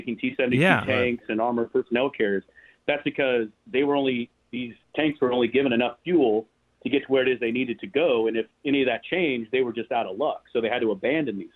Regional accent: Kansas, United States; moved away as an adult; now in Ukraine; I'm an American, then I'm a Kansan

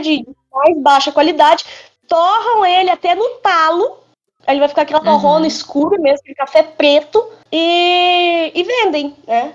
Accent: Botelhos, Minas Gerais, Brazil; Sou de Minas. Sou de Minas Gerais, aqui em Botelhos.

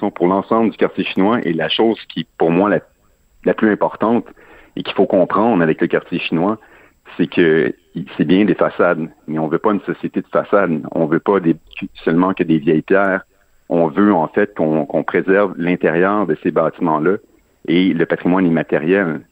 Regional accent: Chambly, Quebec, Canada; moi, je suis je suis pas natif de Montréal, je suis natif de Chambly.

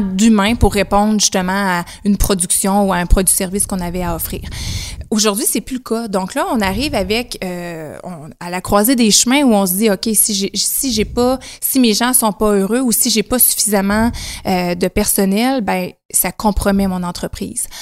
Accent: Témiscouata-sur-le-Lac, Quebec, Canada; je suis native du Témiscouata, donc Cabano anciennement, maintenant Témiscouata sur le lac, secteur Cabano

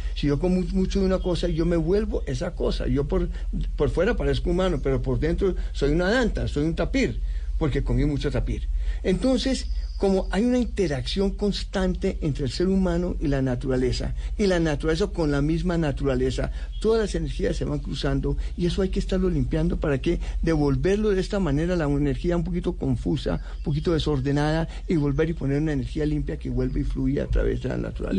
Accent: Bogotá, Colombia; born or raised there; also born or lived in United States / Europe

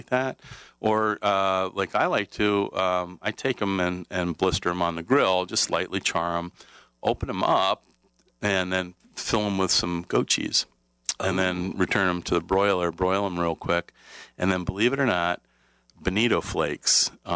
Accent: Pennsylvania, United States; moved away; I grew up in Pennsylvania.

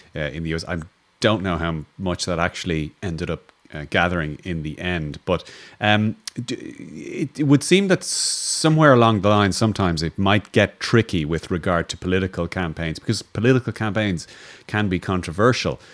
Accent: Ireland; as an Irish person

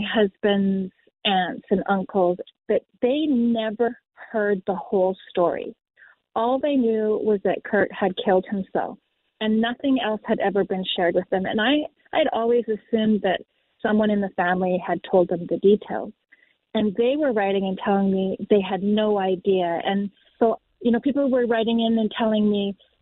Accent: Canada; We are from Canada.

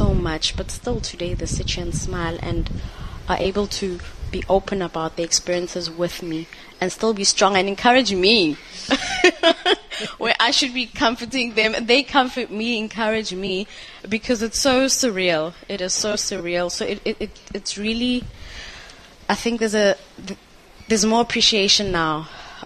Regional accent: South Africa

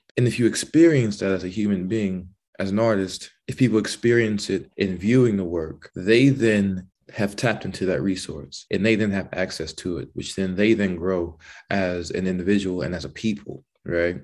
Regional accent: the American South, United States; As a Southern man

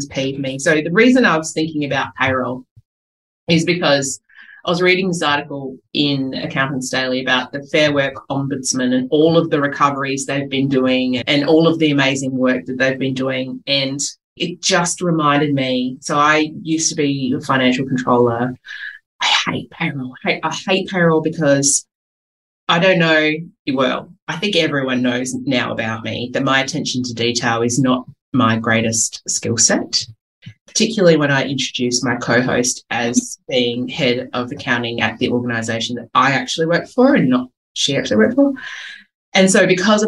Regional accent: Adelaide, South Australia, Australia; I am from Adelaide

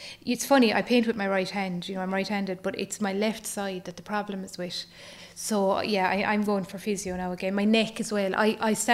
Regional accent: County Waterford, Munster, Ireland; moved away as an adult; now in County Kerry, Ireland; I'm from County Waterford, so I'm married down here in Kerry. So my family are all down in Waterford.

